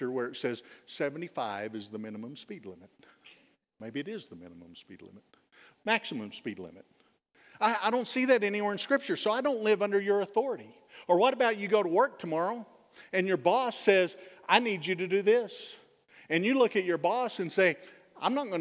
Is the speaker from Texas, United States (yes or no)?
yes; Texas, United States; I am a Texan